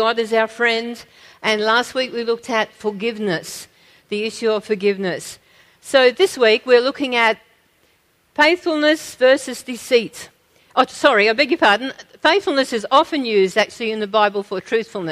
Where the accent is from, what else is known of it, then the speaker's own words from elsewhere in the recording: Australia; we have as Australian Christians